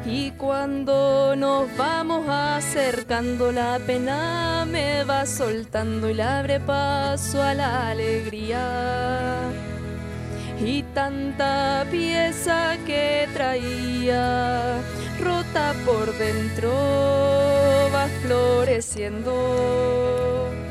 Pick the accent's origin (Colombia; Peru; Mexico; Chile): Chile; La Florida, Santiago Metropolitan Region; also born or lived in Chilean central coast (Litoral Central); yo soy de acá de la Florida, pero la verdad es que yo crecí acá en la Florida y también en el litoral central.